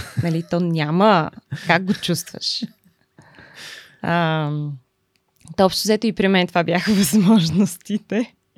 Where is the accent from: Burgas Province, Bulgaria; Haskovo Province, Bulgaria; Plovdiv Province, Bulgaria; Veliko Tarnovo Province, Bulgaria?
Haskovo Province, Bulgaria; Lyubimets; moved away; аз съм от Любимец. Това е един много малък град